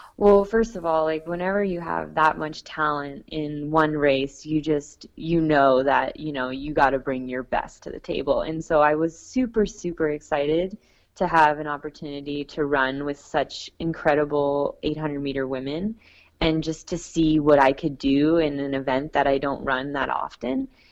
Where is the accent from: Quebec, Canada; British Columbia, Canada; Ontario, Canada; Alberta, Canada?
Ontario, Canada; Niagara Falls; I've also done a fundraiser in my hometown, and I, I got a lot of support from the community there in Niagara Falls